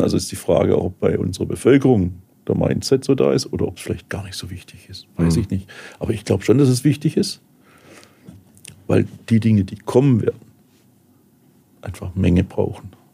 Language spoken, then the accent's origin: German; Heilbronn, Baden-Württemberg, Germany; weil Heilbronn meine, meine Heimatstadt ist